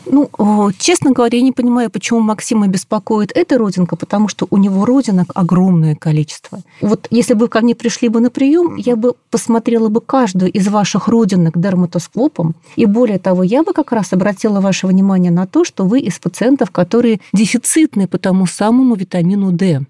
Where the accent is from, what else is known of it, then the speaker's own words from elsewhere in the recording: Saint Petersburg, Russia; я питерская